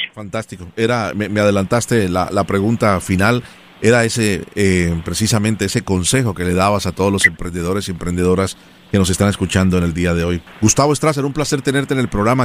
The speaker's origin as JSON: {"language": "Spanish", "country": "Colombia", "moved": "yes", "lives_now": "United States", "said": "yo soy colombiano"}